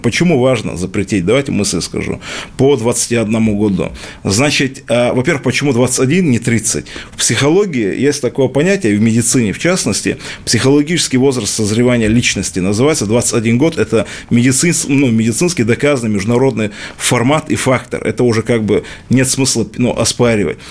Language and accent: Russian; Dagestan, Russia; Дагестан – это мой родной край, это моя малая родина